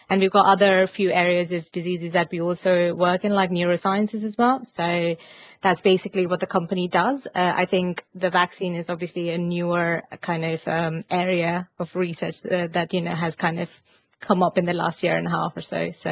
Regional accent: India; so I'm originally from India um, and I, I did my undergraduate uh, over there in biotechnology

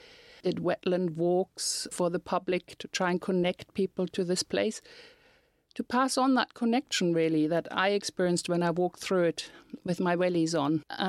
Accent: Germany; moved away as an adult; now in Northern Ireland, United Kingdom; when I came over from Germany to live in Northern Ireland

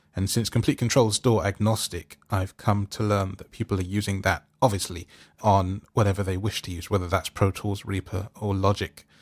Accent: London, United Kingdom; I'm from London

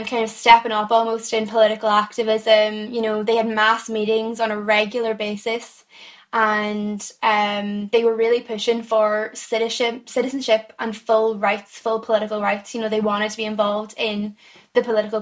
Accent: Donegal, Ulster, Ireland; moved away as an adult; now in Belfast, United Kingdom; I'm from Donegal originally

